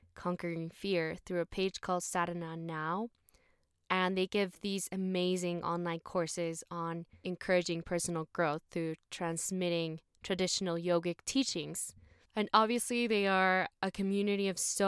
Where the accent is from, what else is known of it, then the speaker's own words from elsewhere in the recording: Mexico City, Mexico; So yes, we are both from Mexico City